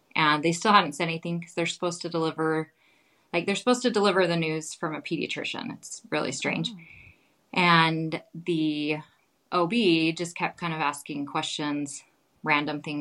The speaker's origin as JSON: {"language": "English", "town": "Holladay", "region": "Utah", "country": "United States", "tie": "born or raised there", "also_born_or_lived": "Rexburg, Idaho / Provo, Utah / Caldwell, Idaho", "moved": "as an adult", "said": "I grew up in Holiday, Utah"}